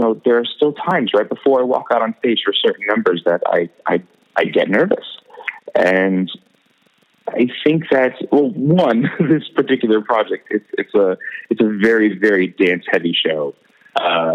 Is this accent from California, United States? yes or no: yes; Los Angeles, California, United States; also born or lived in Brooklyn, New York; when my family moved to Los Angeles when I was about seven, I continued taking classes there